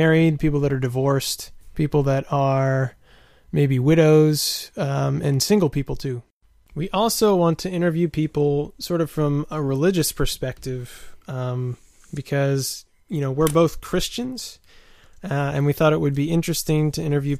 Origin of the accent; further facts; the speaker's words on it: East Coast, United States; moved away as an adult; also born or lived in Tanzania / Maryland; now in Hyogo Prefecture, Japan; I'm from the East Coast in America.